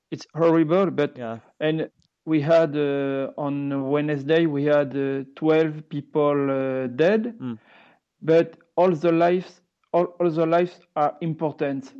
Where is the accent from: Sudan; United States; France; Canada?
France; southwest France; English is a second language; I'm from France, from the southwest of France